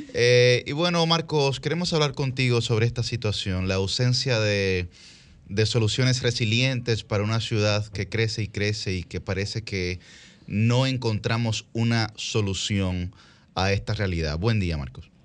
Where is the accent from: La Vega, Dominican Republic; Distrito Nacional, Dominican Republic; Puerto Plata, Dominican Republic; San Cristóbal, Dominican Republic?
Distrito Nacional, Dominican Republic; Santo Domingo; Todos nosotros somos del Distrito Nacional